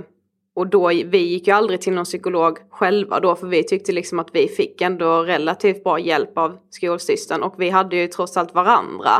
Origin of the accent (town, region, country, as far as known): Karlshamn, Blekinge, Sweden; now in Stockholm, Sweden